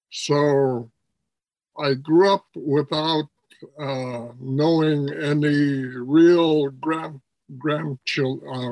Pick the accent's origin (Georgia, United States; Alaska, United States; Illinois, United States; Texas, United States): Alaska, United States; Nome; also born or lived in Wales, Alaska / San Francisco; from 10 years old on, I grew up in um, Nome, Alaska.